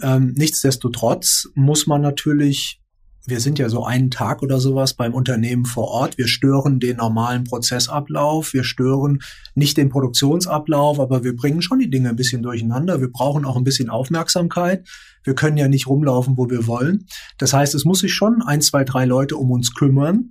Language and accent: German; Rhineland, Germany; Ich bin ja selbst auch Rheinländer